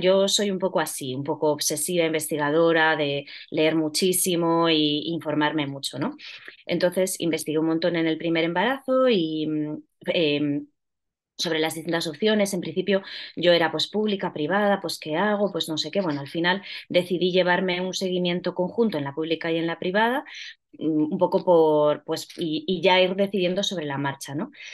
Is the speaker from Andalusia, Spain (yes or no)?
no; Ponferrada, Castile and León, Spain; moved away as an adult; now in Madrid, Spain; yo soy de Ponferrada, pero vivo ya en Madrid desde hace bastantes años